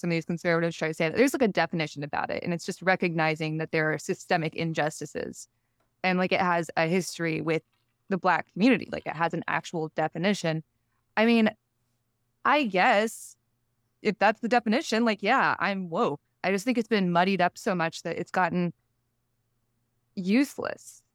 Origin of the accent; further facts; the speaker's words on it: Texas, United States; moved away; I grew up in Texas